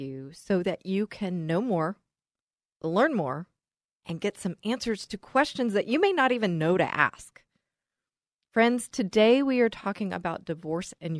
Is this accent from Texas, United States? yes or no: yes; Texas, United States; accent: Texas; my Texas accent